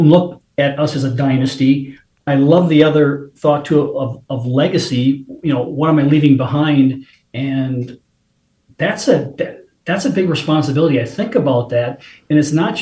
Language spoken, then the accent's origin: English; Appleton, Wisconsin, United States; growing up in Wisconsin, Appleton, Wisconsin